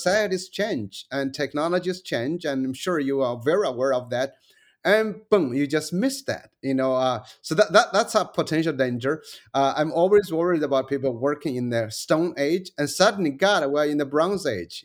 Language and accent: English; China; moved away; also born or lived in United States